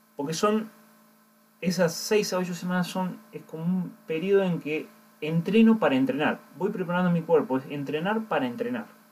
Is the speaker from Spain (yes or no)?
no; Córdoba, Argentina; now in Bandon, Ireland; la ciudad donde yo soy, que soy de Córdoba